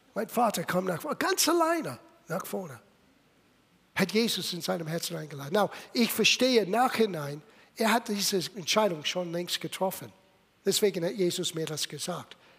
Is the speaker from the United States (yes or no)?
yes; Little Italy, East Coast, United States; German is a second language; moved away as an adult; also born or lived in California; Ich bin in Little Italy geboren